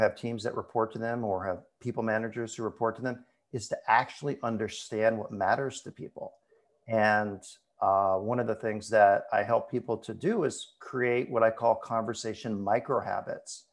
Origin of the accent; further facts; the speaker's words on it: Ann Arbor, Michigan, United States; now in Portland, United States; I'm actually gonna be moving soon back to my hometown of Ann Arbor, Michigan